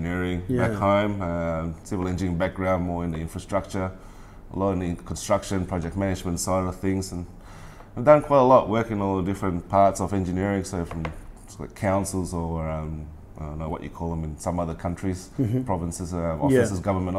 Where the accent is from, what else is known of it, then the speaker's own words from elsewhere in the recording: Melbourne, Victoria, Australia; moved away as an adult; also born or lived in Malaysia; now in Pattaya, Thailand; So I'm born in Malaysia and then about 10 years old, migrated to Australia, Melbourne. So I lived most of my life in Melbourne, basically.